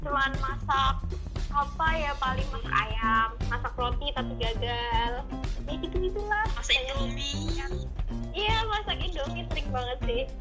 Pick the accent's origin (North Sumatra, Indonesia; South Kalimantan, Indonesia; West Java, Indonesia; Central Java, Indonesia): North Sumatra, Indonesia; Saya dari Kabupaten Deri, Sumatera Utara.